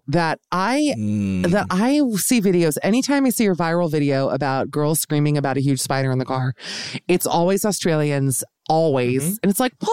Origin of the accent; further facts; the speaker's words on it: Miami, Florida, United States; also born or lived in Los Angeles; now in New York City, United States; I grew up in Miami